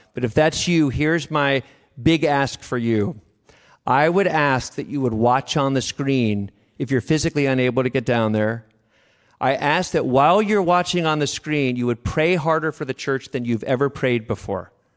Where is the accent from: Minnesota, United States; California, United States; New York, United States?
California, United States; Davis; I'm from Davis